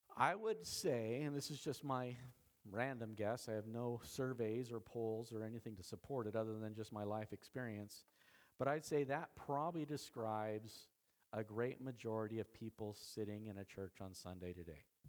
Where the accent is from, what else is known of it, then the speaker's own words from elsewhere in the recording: Idaho, United States; I'm from Idaho